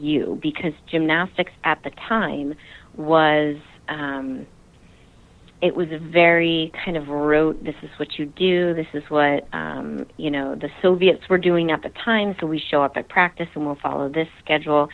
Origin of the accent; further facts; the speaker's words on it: New Jersey, United States; also born or lived in Utah; Yes, I am originally a Jersey girl. I grew up in New Jersey